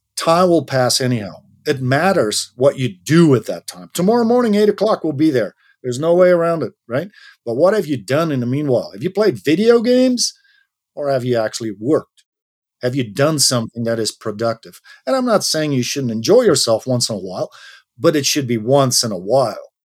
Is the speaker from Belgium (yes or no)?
yes; Belgium; moved away as an adult; my home country, which is Belgium.